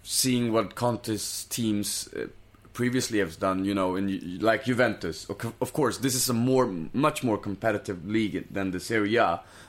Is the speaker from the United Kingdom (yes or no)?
no; Brazil; I'm from Brazil.